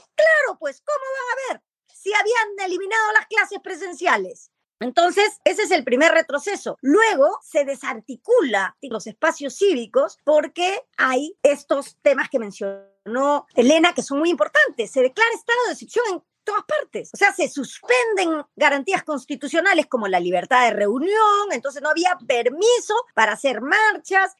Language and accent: Spanish; Peru; soy peruana